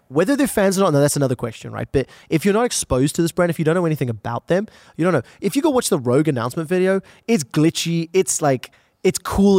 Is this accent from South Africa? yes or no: yes; South Africa; I'm from South Africa.